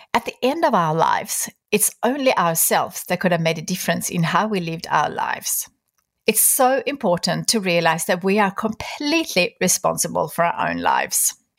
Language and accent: English; Sweden; moved away; Sweden, my home country